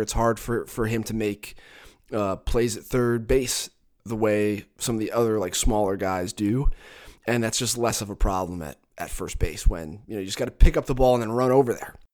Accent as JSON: {"language": "English", "town": "Catasauqua", "region": "Pennsylvania", "country": "United States", "tie": "born or raised there", "accent": "mid-Atlantic", "moved": "as an adult", "lives_now": "Arizona, United States", "said": "where I'm from specifically, Cattasauqua, Pennsylvania, is, like, equidistant between New York City and Philadelphia. And so everyone I grew up with talks like me"}